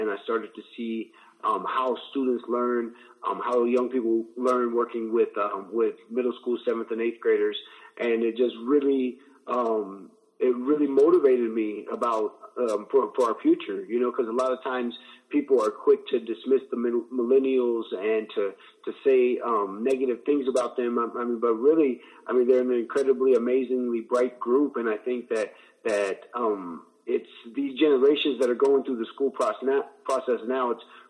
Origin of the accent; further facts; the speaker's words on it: Midwest, United States; I wanna phrase this correctly, but like growing up in the Midwest, a lot of times when we learn about history and when we study U.S. history, the main focus of that is on like Plymouth Rock and the East Coast and the 13 original colonies.